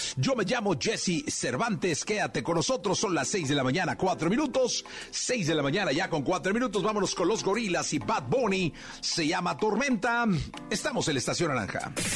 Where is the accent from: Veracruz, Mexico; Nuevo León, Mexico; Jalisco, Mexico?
Jalisco, Mexico; Guadalajara; soy de Guadalajara